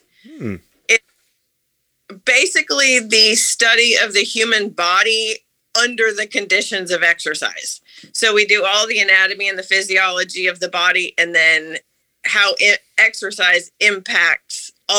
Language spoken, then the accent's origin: English; Amherst, Massachusetts, United States; moved away as an adult; Okay, so I am a hybrid now because I grew up in Amherst, Massachusetts.